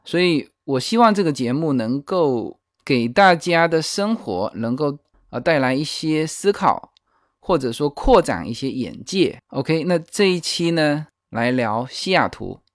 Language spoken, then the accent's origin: Chinese; China; 其实如果我们中国人说到这几个城市